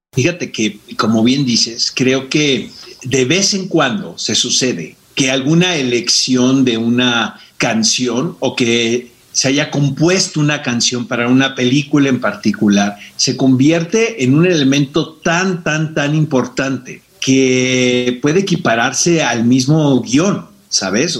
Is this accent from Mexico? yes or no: yes; Mexico City, Mexico; also born or lived in Tijuana, Baja California; yo nací en Tijuana y cuando llegué muy jovencito a la Ciudad de México siempre he sido sureño